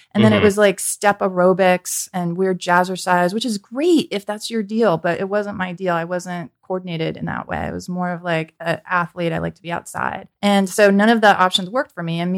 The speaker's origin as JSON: {"language": "English", "area": "San Francisco Peninsula", "region": "California", "country": "United States", "tie": "born or raised there", "also_born_or_lived": "Santa Cruz", "said": "I was born in San Francisco, grew up on the peninsula"}